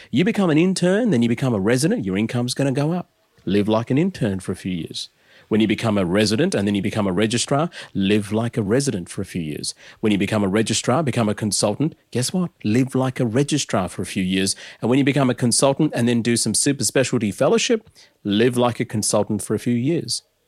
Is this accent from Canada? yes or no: no; Adelaide, South Australia, Australia; as a nineties kid growing up in Adelaide